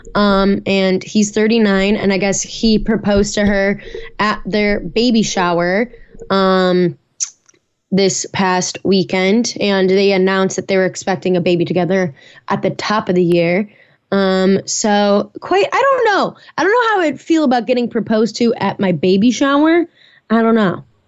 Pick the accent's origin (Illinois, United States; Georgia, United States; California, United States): Illinois, United States; Naperville; moved away; I'll be in the Chicago suburbs for that back in my hometown, Naperville